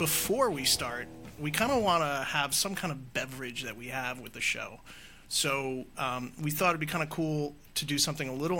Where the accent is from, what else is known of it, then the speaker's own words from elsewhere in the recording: Chappaqua, New York, United States; I grew up just outside of New York City. I grew up in a small town called Chappaqua